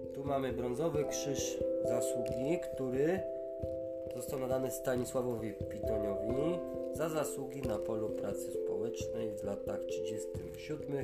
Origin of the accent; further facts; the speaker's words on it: Tatras, Lesser Poland, Poland; u nas w Tatrach